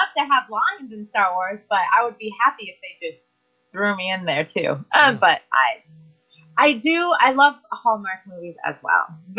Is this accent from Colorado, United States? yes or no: yes; Colorado, United States; also born or lived in California; now in Cape Coral, United States; No, so I'm from Colorado.